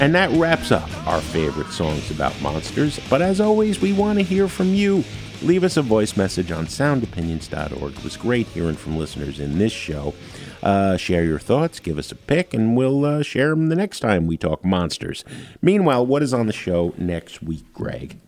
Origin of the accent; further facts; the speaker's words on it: Jersey City, New Jersey, United States; I was from Jersey City, yeah. fellow Jersey boys